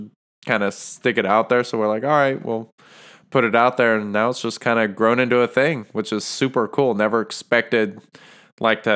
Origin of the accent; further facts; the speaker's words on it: Norman, Oklahoma, United States; I am from Norman, Oklahoma